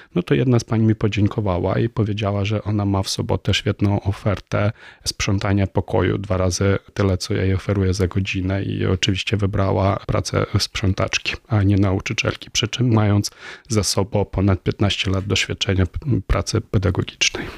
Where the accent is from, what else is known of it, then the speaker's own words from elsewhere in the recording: Ukraine; first language Ukrainian; Polish is a second language; now in Warsaw, Poland; ukraiński jest moim ojczystym językiem